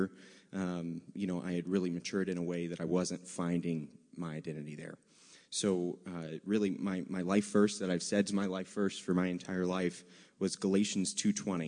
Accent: Virginia, United States; I say y'all because I'm from Virginia

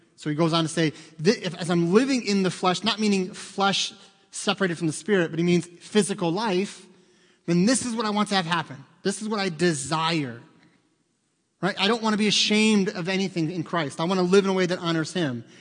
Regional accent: United States; as an American

